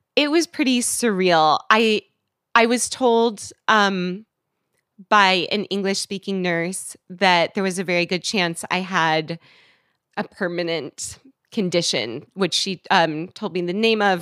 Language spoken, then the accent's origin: English; West Coast, United States; moved away as an adult; also born or lived in Washington, D.C.; I'm from the West Coast